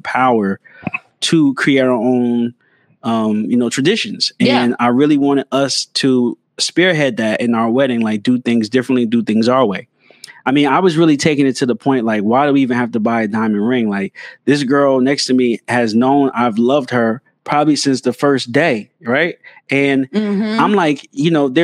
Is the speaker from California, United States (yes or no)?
no; Passaic, New Jersey, United States; I grew up in North Jersey, Passaic, North